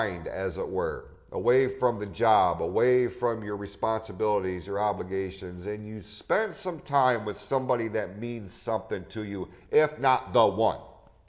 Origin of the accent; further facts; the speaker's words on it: Hadley, Michigan, United States; I grew up in Hadley, which is the next town over